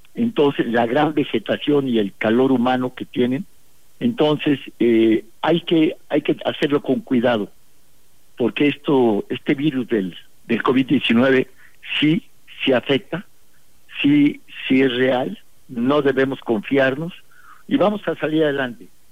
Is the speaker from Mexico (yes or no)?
yes; San Luis Potosí, Mexico; siendo yo de la capital